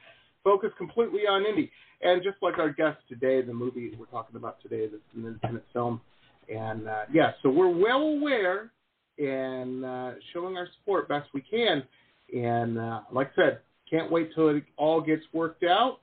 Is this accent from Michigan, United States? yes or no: yes; Detroit, Michigan, United States; I grew up in Metro Detroit, you know, I'm got union in my blood